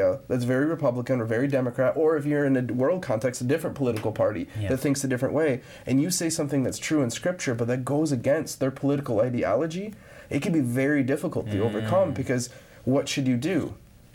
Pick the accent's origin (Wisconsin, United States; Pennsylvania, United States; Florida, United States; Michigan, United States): Michigan, United States; Grand Rapids; growing up in Grand Rapids, Michigan